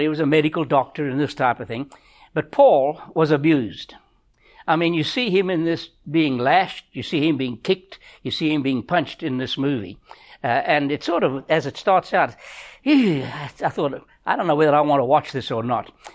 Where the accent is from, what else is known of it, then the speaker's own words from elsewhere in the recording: South Africa; moved away; we grew up in South Africa, in Africa